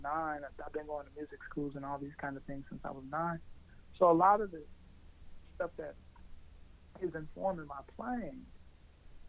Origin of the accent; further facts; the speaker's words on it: Buffalo, New York, United States; I'm from Buffalo, New York